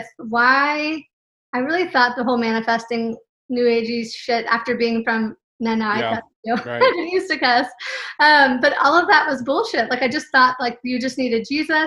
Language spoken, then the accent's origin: English; California, United States; moved away; also born or lived in Texas; I was raised in California.